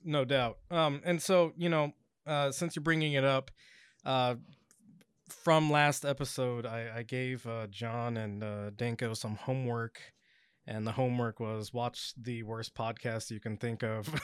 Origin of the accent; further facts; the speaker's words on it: Pacific Northwest, United States; I grew up in the Pacific Northwest